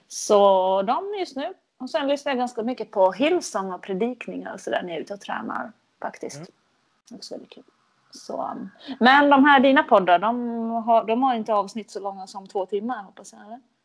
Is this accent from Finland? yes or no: yes; Finland; accent: Finland Swedish; jag är ju från Finland